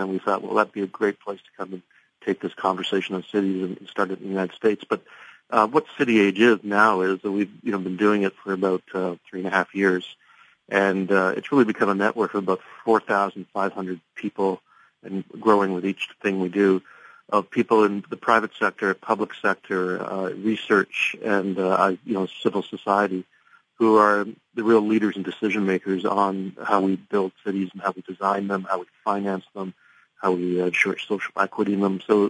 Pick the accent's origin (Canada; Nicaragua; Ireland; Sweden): Canada; also born or lived in Scotland; I was born in Scotland, grew up in Canada